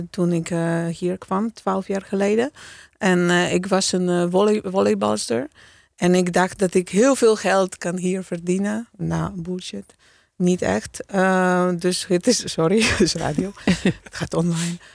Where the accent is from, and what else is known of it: Poland; Dutch is a second language; now in Netherlands